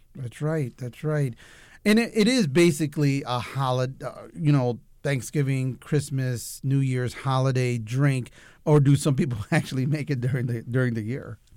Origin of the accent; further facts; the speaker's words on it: United States; I'm Mexican American